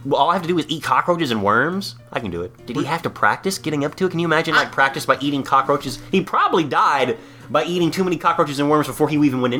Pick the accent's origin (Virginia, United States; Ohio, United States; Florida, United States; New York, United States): Florida, United States; I'm from Florida.